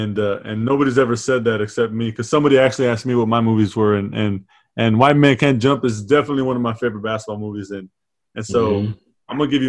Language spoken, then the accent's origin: English; San Antonio, Texas, United States; I grew up in San Antonio, diehard Spurs fan.